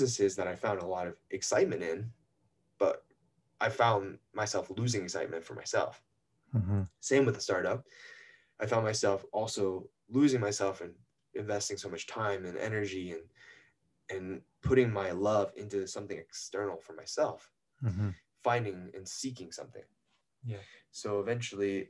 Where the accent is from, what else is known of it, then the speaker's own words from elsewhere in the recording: North Carolina, United States; moved away as an adult; I was born first generation in North Carolina